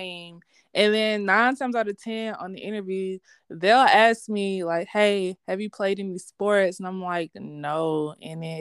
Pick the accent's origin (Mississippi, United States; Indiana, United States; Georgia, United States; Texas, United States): Georgia, United States; Columbus; I am from Columbus, Georgia, born and raised here